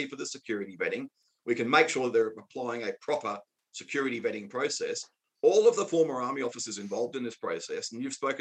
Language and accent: English; Australia; as an Australian, not just as an Australian, former Australian soldier, but as an Australian